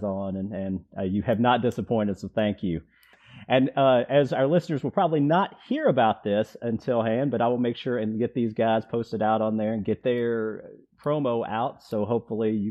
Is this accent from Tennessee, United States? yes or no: yes; outside of Nashville, Tennessee, United States; my hometown here outside of Nashville